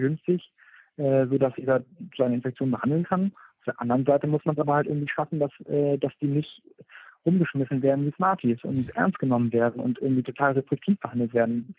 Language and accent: German; Germany; bei uns in Deutschland